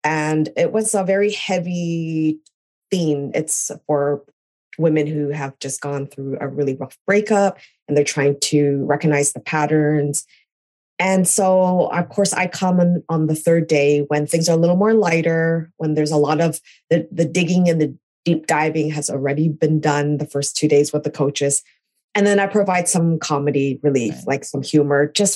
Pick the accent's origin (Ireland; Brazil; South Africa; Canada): Canada; moved away as an adult; also born or lived in California, United States; now in New York, United States; I'm originally Canadian. I was born in California, but I moved to Canada when I was 2